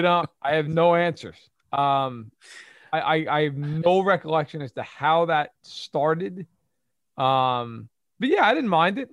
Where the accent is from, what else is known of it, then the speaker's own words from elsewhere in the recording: United States; I'm American